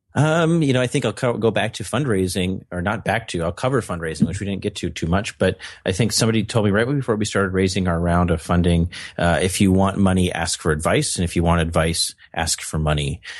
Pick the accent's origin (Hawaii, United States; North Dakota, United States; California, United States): North Dakota, United States; I'm from North Dakota. We have lots of winter